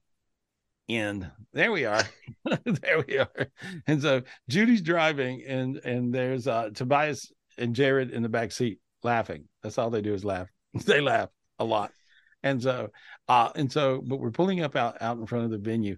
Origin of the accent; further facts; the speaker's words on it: North Carolina, United States; moved away; where I grew up in North Carolina